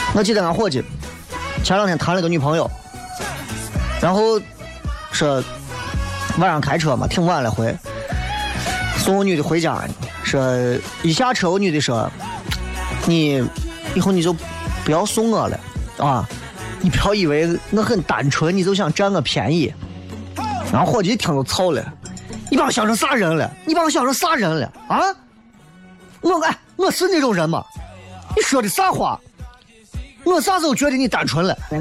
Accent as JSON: {"language": "Chinese", "region": "Shaanxi", "country": "China", "said": "我们陕西人是怕不辣，这不辣吗？"}